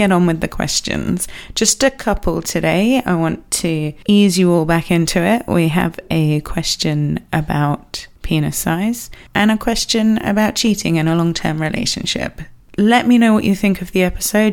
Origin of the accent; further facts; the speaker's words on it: England, United Kingdom; I am English